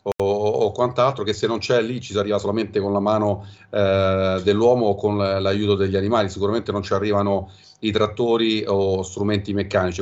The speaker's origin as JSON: {"language": "Italian", "town": "Venice", "region": "Veneto", "country": "Italy", "moved": "yes", "lives_now": "Viterbo area, Italy", "said": "da veneziana"}